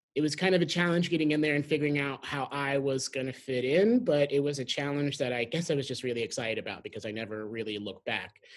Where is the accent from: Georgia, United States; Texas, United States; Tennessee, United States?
Texas, United States; Graham; also born or lived in San Antonio / Houston; I grew up in a, a, really small town in North Texas called uh, Graham